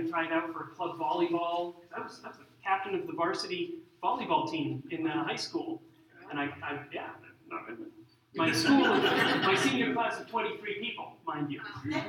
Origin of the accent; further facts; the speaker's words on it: Arlington, United States; also born or lived in Central America / South America; I grew up in Central and South America sometimes, and sometimes up in Arlington. And so I learned to speak Spanish, and I'm sort of like, I'm American, but I also am used to living overseas